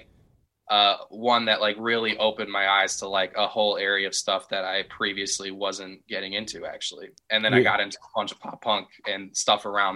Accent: Chicago, Illinois, United States; I was growing up in the Chicagoland area

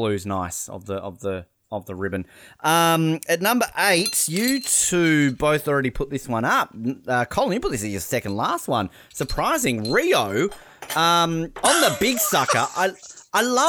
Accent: Australia; it is my home country

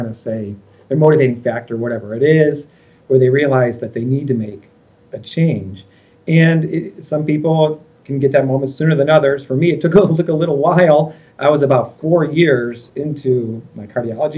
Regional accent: Westmont, Illinois, United States; I'm from Chicagoland area. I grew up in Westmont, one of the western suburbs of Chicago

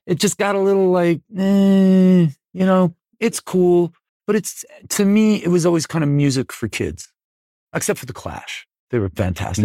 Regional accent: Buffalo, New York, United States; I'm from Buffalo

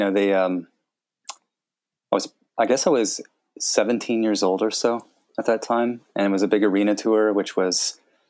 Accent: United States; growing up in America, like if you live in a rural area like where I grew up

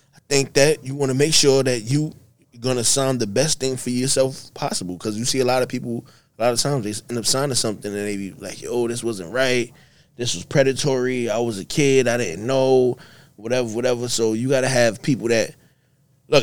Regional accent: New York, United States; we are from New York

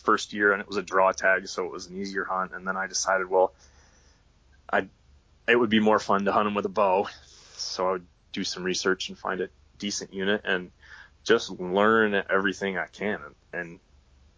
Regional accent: Pennsylvania, United States; moved away as an adult; now in Idaho, United States; I grew up hunting in Pennsylvania, hunting whitetail deer

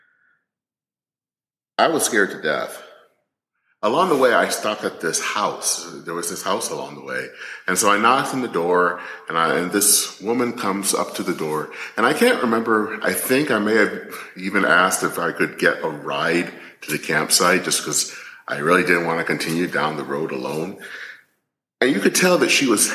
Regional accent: Flint, Michigan, United States; the home where I grew up in Flint, Michigan

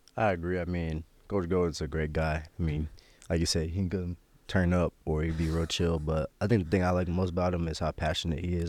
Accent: Omaha, Nebraska, United States; my parents raised me there. Like you said, I lived there my whole life

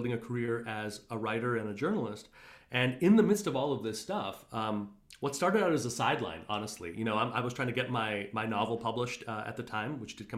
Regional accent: Montreal, Quebec, Canada; now in New York, United States; I grew up in Montreal, pretty conservative Indian family.

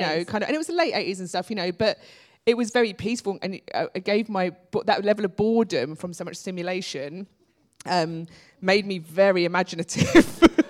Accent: London, United Kingdom; I'm a Londoner, but yeah. I consider myself an Irish parent

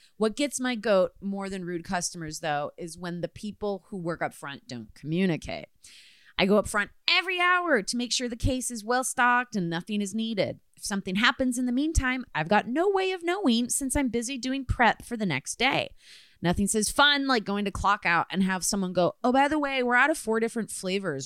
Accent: Midwest, United States; moved away; I am from the Midwest

